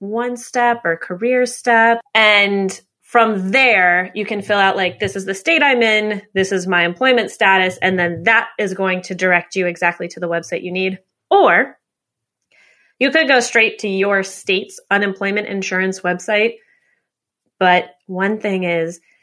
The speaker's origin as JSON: {"language": "English", "country": "United States", "also_born_or_lived": "New York", "said": "I'm an American, live in New York"}